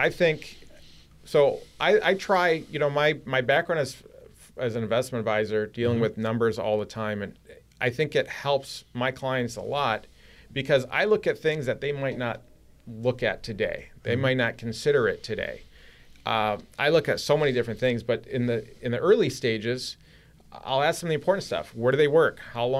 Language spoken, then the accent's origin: English; Michigan, United States; born there; I was born in Michigan, but I can definitely appreciate having people fight for our safety.